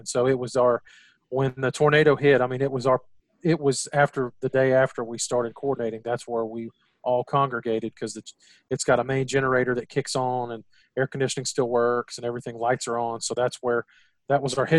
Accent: Gulf Coast of Texas, United States; growing up in the Gulf Coast of Texas

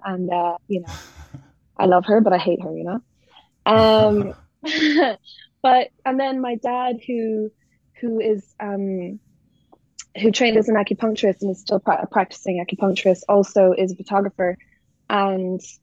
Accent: Northern Ireland, United Kingdom; also born or lived in Dublin, Ireland; I'm from Northern Ireland. That's where I grew up.

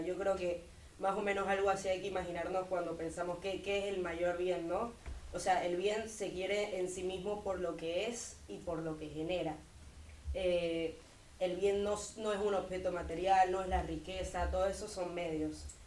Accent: Santa Cruz de la Sierra, Santa Cruz, Bolivia; vengo de Santa Cruz, Bolivia

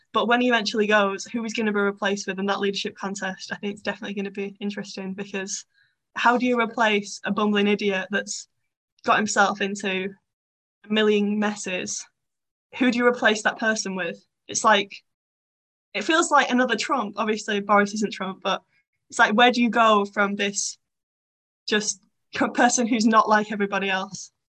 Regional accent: Bolton, North West England, United Kingdom; I'm from Bolton

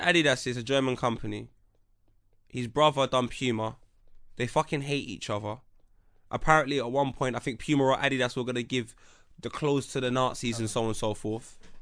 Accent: England, United Kingdom; me being English.

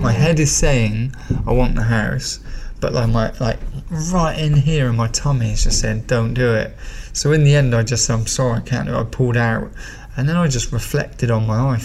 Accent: Gloucester, South West England, United Kingdom; I'm just a Gloucester boy through and through. I was born here.

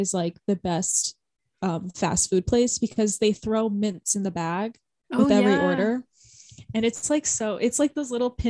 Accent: United States; Us being so American talking about fast food.

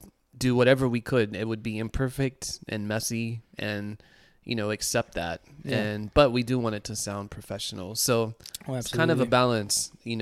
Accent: North Carolina, United States; moved away; I'm from North Carolina, and this is the home of really good barbecue.

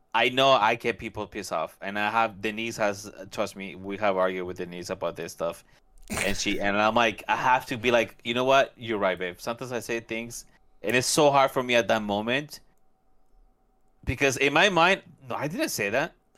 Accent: California, United States; moved away; also born or lived in Central America; I grew up in California somewhat

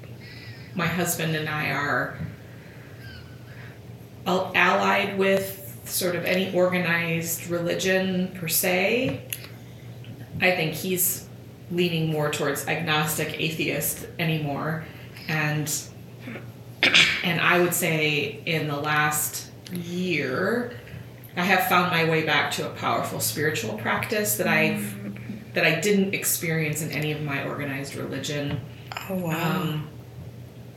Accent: rural Iowa, United States; moved away; I grew up in a really small town of 1,000 people in rural Iowa

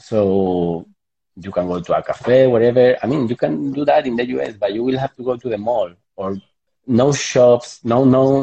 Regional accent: southern Spain, Spain; English is a second language; moved away as an adult; also born or lived in United States / India; I come from Southern Spain, where we live outside very much

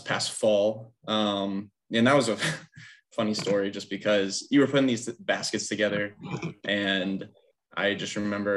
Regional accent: West Springfield, Virginia, United States; also born or lived in Reston, Virginia; I am local to Northern Virginia. I grew up in West Springfield, went to West Springfield High School.

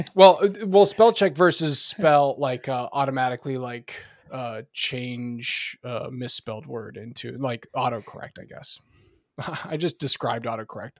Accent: Oregon, United States; now in North Carolina, United States; I'm now in, uh, North Carolina, as we've discussed in the past, um, and I grew up in Oregon

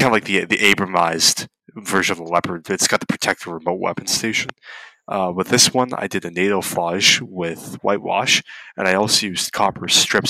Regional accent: Canada; born or raised there

